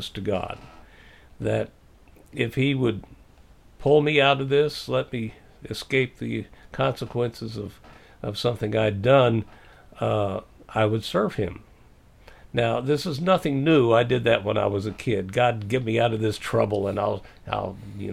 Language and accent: English; Missouri, United States; I can say Missouri because I was born there